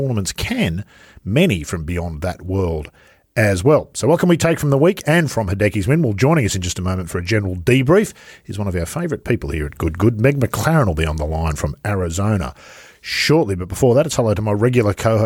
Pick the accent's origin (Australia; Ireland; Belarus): Australia; I'm an Australian